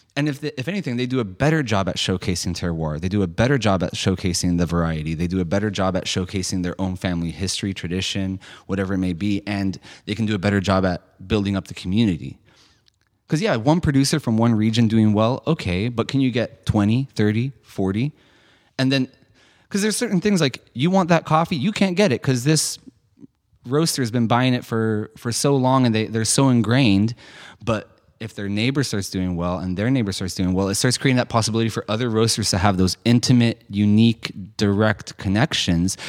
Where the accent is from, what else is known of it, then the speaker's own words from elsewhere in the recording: San Francisco, California, United States; I grew up in San Francisco